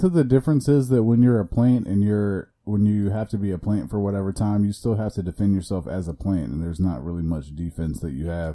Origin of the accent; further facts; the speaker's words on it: Iowa, United States; moved away as an adult; also born or lived in Chicago, Illinois; now in Florida, United States; I identify as a Midwesterner because I was born in Chicago and I lived there for five years, and then I moved to Iowa, but I also, you know, went back and forth to Chicago.